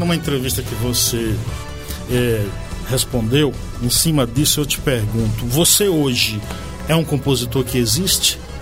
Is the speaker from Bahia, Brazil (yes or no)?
yes; Bahia, Brazil; now in São Paulo, Brazil; é uma palavra muito comum na minha região, lá no, na Bahia